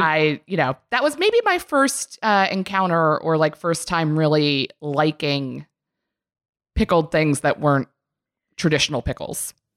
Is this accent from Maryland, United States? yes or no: yes; Maryland, United States; I am from Maryland